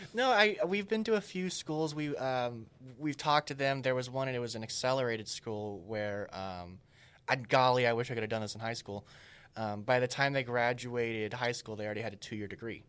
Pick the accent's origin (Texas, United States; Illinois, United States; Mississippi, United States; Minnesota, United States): Texas, United States; in my hometown where we're hoping to speak to the university there